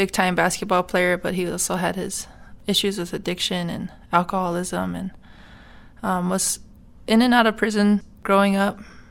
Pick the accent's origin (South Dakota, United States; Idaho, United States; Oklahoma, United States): South Dakota, United States; Pine Ridge Indian Reservation; Well, I'm an enrolled member of the Cheyenne River Sioux Tribe. My mom is a member of the Oglala Sioux Tribe, so I grew up on the Pine Ridge Indian Reservation.